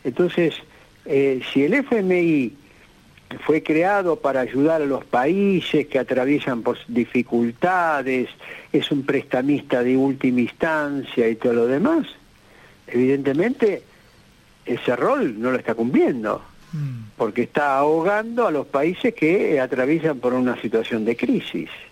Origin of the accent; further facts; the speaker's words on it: Argentina; como argentinos este, que estamos en este país